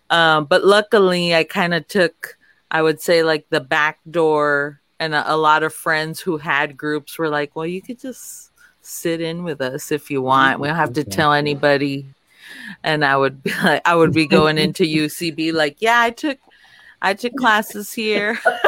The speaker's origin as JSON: {"language": "English", "town": "Laredo", "region": "Texas", "country": "United States", "also_born_or_lived": "Los Angeles, California", "moved": "yes", "lives_now": "Austin, United States", "said": "I'm from Laredo on the border."}